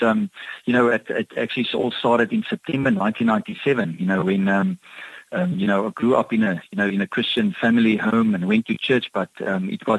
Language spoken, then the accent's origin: English; Cape Town, Western Cape, South Africa; also born or lived in Kimberley, Northern Cape; now in Hermanus, South Africa; I was born in Kimberley in the Northern Cape. And but it was about 5 years old that we moved to the northern suburbs. So I grew up in an area called Stellenberg